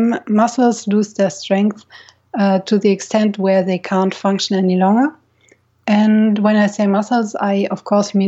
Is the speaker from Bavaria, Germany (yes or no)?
yes; near Munich, Bavaria, Germany; now in Nice, France; I'm from Germany, actually. I was born in a city close to Munich in Bavaria.